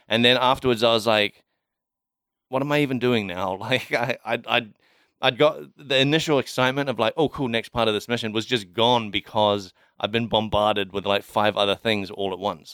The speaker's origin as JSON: {"language": "English", "town": "Kaikohe", "region": "Northland", "country": "New Zealand", "tie": "born or raised there", "moved": "yes"}